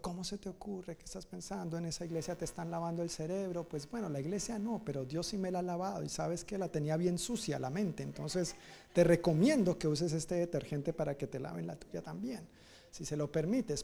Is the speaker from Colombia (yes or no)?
yes; Colombia; moved away as an adult; also born or lived in Dominican Republic; yo salí de Colombia para la República Dominicana